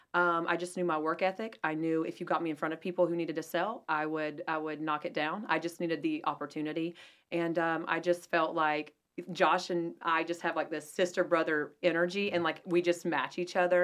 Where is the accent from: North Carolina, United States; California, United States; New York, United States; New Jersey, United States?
North Carolina, United States; Asheville; now in Huntersville, United States; I'm from Asheville originally